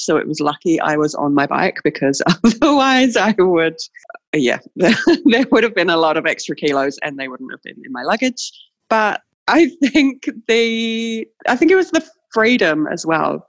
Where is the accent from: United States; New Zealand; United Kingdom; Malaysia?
New Zealand; we as New Zealanders do when people come to visit us in New Zealand